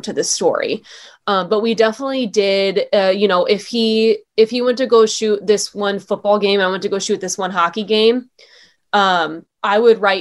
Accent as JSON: {"language": "English", "town": "San Diego", "region": "California", "country": "United States", "also_born_or_lived": "Duluth, Minnesota", "moved": "as an adult", "said": "I'm from San Diego."}